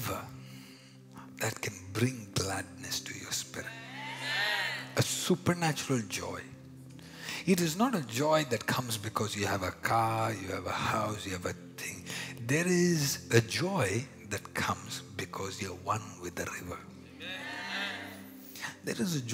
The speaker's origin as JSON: {"language": "English", "country": "India", "accent": "Indian", "moved": "yes", "lives_now": "Montreal, Canada", "said": "my Indian accent"}